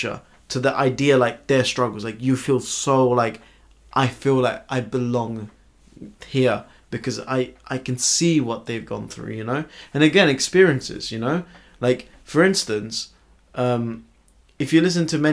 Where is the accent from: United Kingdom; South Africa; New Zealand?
United Kingdom; Essex, East of England; when I grew up in Essex, in like zone 6 of London, like right towards the edge.